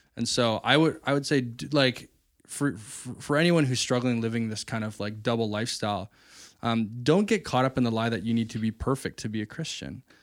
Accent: Chemainus, British Columbia, Canada; there's a brewery right by um, my hometown, uh, in Shemanis

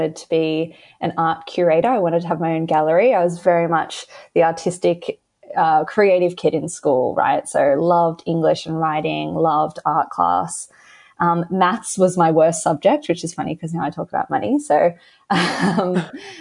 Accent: Australia; accent: Australian; So I live in Australia, if you can tell by my accent. And I grew up in a very, you know, kind of average Australian household

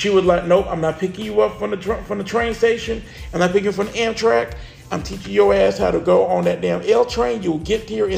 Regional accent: the South, United States; I'm from the South

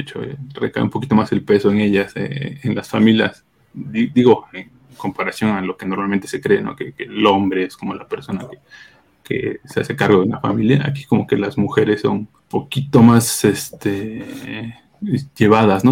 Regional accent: Oaxaca, Mexico; no del istmo, pero sí, soy también oaxaqueño

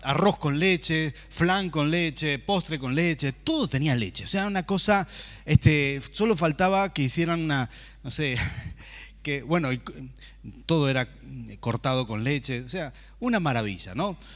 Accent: Rafaela, Santa Fe, Argentina; moved away as an adult; now in San Martín, Argentina; venimos de Santa Fe, ¿verdad? Lo hemos comentado muchas veces, de una ciudad que se llama Rafaela

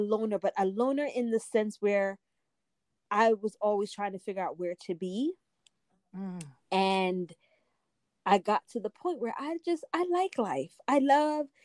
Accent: Jamaica; also born or lived in New York; now in United States; I grew up in Jamaica, came to the US. I lived in New York for a while.

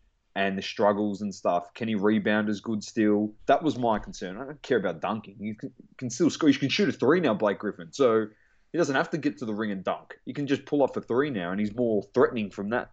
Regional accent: Australia; we're Australian

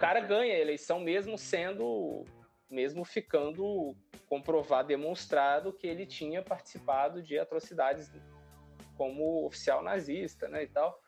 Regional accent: Brazil; nós, enquanto brasileiros

